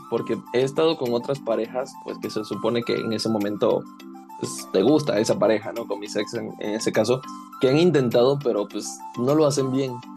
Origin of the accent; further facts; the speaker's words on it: Venezuela; soy venezolano, soy caribeño y fogoso